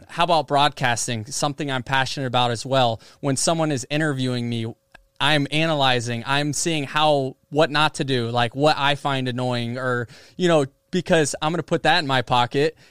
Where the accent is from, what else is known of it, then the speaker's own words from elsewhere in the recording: Seminole, Florida, United States; my hometown team